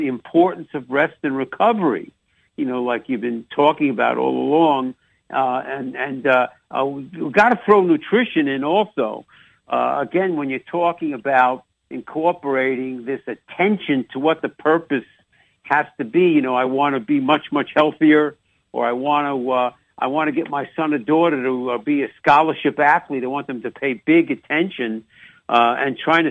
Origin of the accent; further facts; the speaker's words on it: New York, United States; accent: New York; also born or lived in Chicago; mixing in a little on New York accent